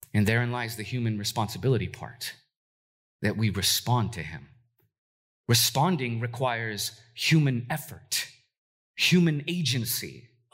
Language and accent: English; Los Angeles, California, United States; moved away as an adult; now in Portland, United States; I'm originally from Southern California, if you don't know that. Uh, I've been in Portland now for eleven years, but I'm a O G L A kid